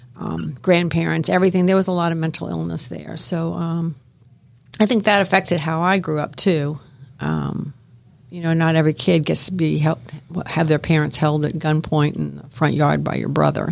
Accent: Miami, Florida, United States; I grew up in Miami, Florida

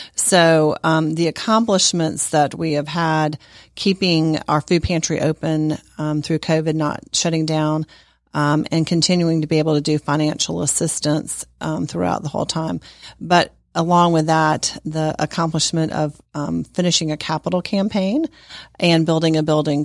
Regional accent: Sandy Springs, Georgia, United States; I am actually from Sandy Springs, Georgia, and I grew up in the community.

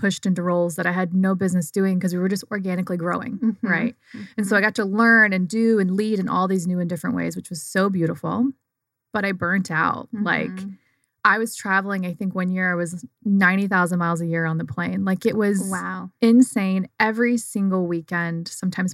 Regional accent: Southern Virginia, United States; Grew up in Southern Virginia in the middle of nowhere in, like, cutest, quaintest little town

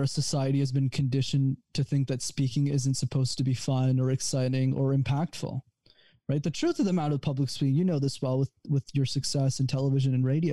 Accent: Montreal, Quebec, Canada; I'm actually from Montreal, but I come to the States a lot for business.

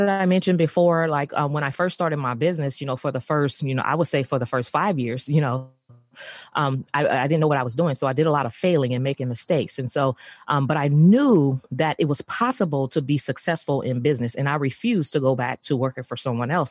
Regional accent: San Francisco, California, United States; I grew up in San Francisco, of course, in the urban community um, in San Francisco

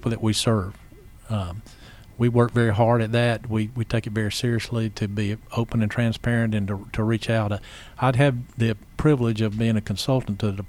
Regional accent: Athens, Georgia, United States; I'm originally from Athens, Georgia. I grew up there, went to college at the University of Georgia

